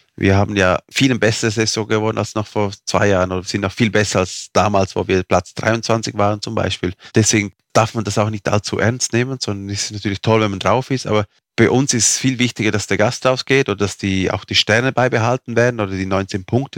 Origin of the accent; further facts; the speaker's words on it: Fürstenau, Graubünden, Switzerland; first language Romansh; German is a second language; in meiner Muttersprache, also unsere Muttersprache ist Rätoromanisch, das spricht man hier in dieser Region.